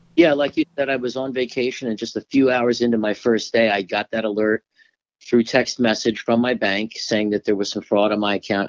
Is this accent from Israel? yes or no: no; Florida, United States; I'm from Florida originally